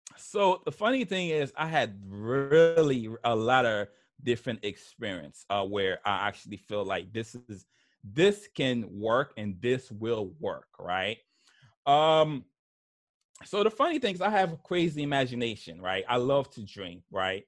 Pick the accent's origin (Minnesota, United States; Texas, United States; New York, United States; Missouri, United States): New York, United States; English is a second language; also born or lived in Haiti; I grew up in New York, in Brooklyn, New York.